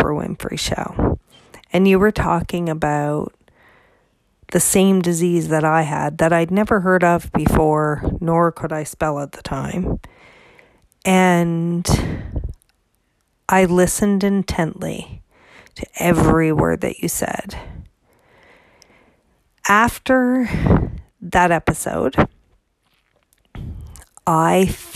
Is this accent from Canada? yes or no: yes; Canada; I'm Canadian